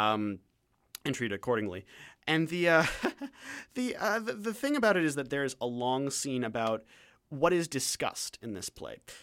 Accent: London, Ontario, Canada; now in Vancouver, Canada; I come from London, Ontario

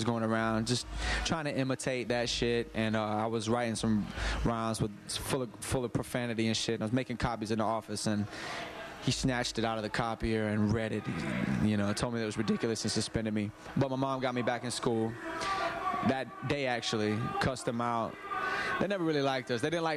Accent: Gadsden, Alabama, United States; moved away; I was born on the Coosa River

